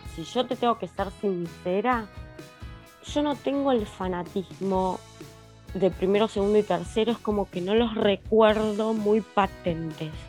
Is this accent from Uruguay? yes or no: no; Argentina; somos argentinos de Argentina